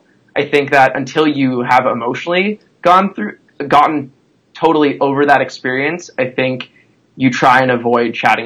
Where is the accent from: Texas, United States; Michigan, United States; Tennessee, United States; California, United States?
California, United States; San Diego; also born or lived in Chicago / New York; now in Los Angeles, United States; So, I live in LA, and I come from San Diego to Chicago to New York, and now here.